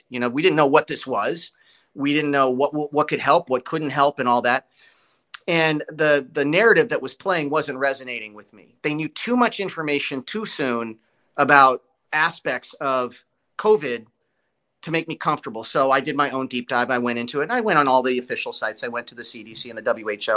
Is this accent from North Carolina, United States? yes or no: no; Los Angeles, California, United States; moved away as an adult; also born or lived in Burbank, California; now in Nashville, United States; I was born in Burbank. I was a Studio City kid